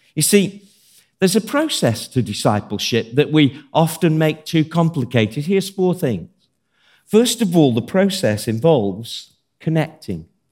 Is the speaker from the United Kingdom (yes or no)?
yes; Birmingham, West Midlands, United Kingdom; I'm from Birmingham